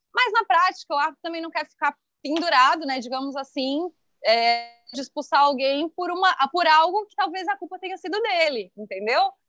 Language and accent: Portuguese; Criciúma, Santa Catarina, Brazil; moved away; eu morava em Criciúma